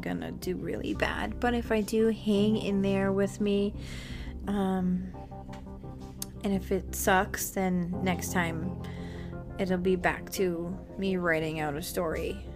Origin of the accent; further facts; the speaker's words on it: Massachusetts, United States; I'm from Massachusetts